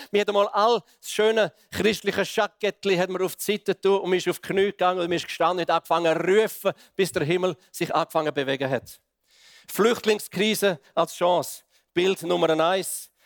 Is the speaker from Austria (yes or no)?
no; Switzerland; als Schweizer Gemeinde